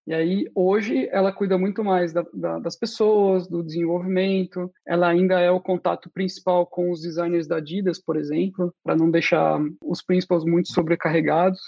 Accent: Brazil; moved away as an adult; now in Austria; eu sou do Brasil

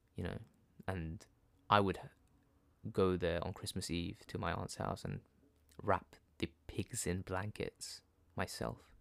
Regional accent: London, United Kingdom; I was born in London, my parents are from Gujarat

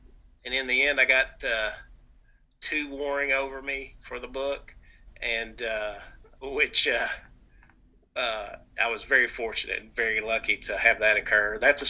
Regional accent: the South, United States; accent: nasal twang; My nasal's twang. I'm from the South

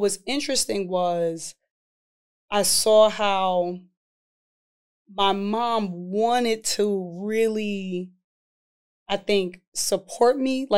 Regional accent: New York City, New York, United States; I come from East Harlem, New York.

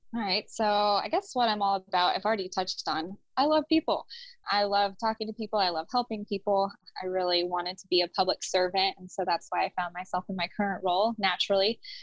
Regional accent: Houston, Texas, United States; And I grew up in Houston. So I went back to Houston

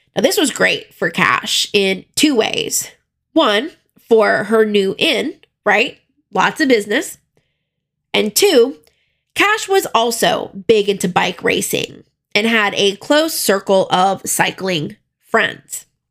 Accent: South Florida, United States; even though I grew up in South Florida

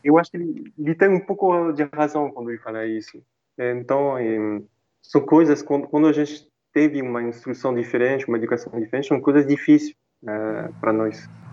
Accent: France; Portuguese is a second language; moved away as an adult; now in Brazil

